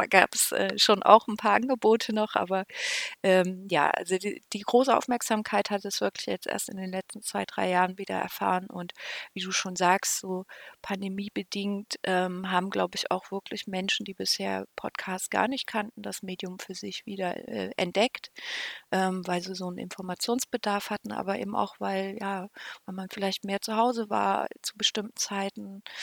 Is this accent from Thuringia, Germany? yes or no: yes; Weimar, Thuringia, Germany; Ich bin eigentlich in Weimar aufgewachsen